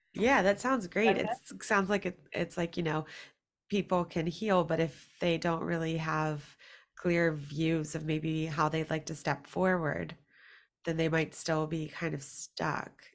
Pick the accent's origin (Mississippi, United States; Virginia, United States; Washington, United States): Virginia, United States; I am from Virginia